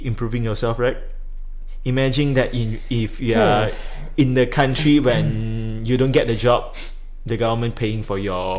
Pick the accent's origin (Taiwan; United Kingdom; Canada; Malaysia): Malaysia; as a Malaysian